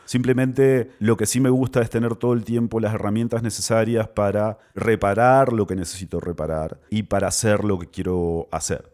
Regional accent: Argentina; moved away; also born or lived in Peru; desde que me fui de Argentina, obviamente vivía en un montón de lugares

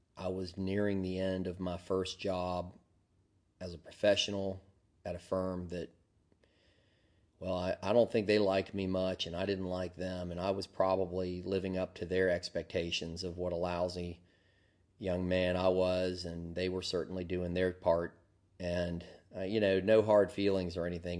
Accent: Deep South, United States; accent: Southern; moved away; I grew up in the deep South

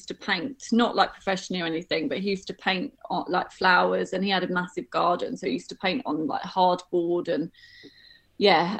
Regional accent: London, United Kingdom; I grew up in North London

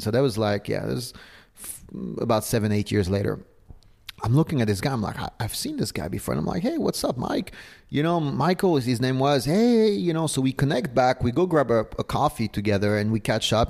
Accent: Paris, Île-de-France, France; moved away; also born or lived in south of Spain; I was born and raised in Paris

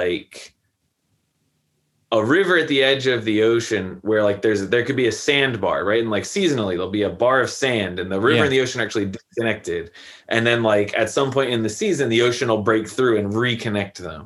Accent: United States; being an American college student

